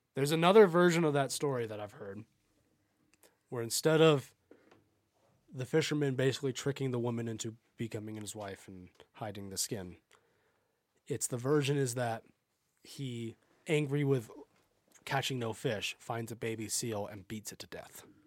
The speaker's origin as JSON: {"language": "English", "country": "United States", "said": "my family is more Scottish than we are Irish, even though we are American and not truly either"}